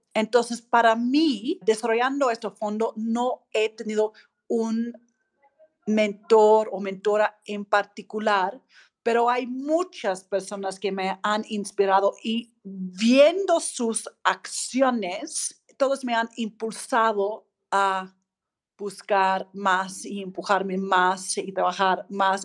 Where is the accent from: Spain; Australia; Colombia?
Australia; Spanish is a second language; moved away as an adult; now in Mexico; yo soy australiana, griega, mexicana, tuve pues la fortuna de llegar a México hace un poco más de 20 años